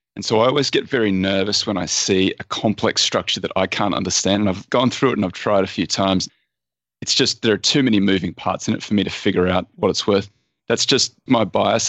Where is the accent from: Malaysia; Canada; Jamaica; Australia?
Australia; I'm Australian